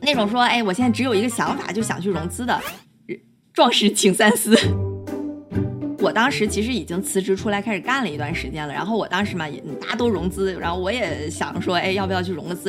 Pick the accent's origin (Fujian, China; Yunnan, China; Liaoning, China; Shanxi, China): Liaoning, China; Dalian; moved away; 我自己是在国内长大的，大连土生土长